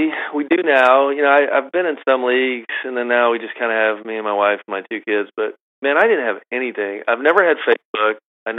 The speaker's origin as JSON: {"language": "English", "town": "Augusta", "region": "Georgia", "country": "United States", "tie": "born or raised there", "said": "Growing up in Augusta is like almost like being born in Scotland, like half the golf, right?"}